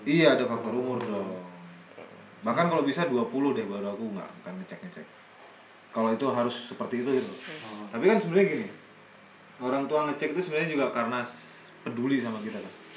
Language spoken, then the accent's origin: Indonesian; Indonesia